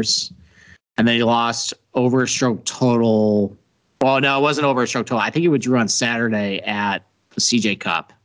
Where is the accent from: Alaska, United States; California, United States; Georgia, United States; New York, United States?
New York, United States; Rochester; from my hometown